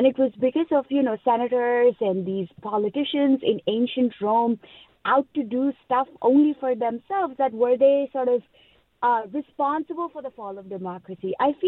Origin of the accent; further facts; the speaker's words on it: India; now in United States; as someone who was born and raised in India